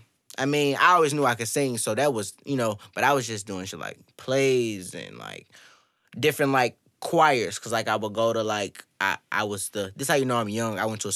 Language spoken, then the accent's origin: English; St. Louis, Missouri, United States; I'm from St. Louis, Missouri, but... I mean, I'm from Pine Line, so y'all know where that's at. Yeah. Went to Normandy all my life. Went to Pine Line.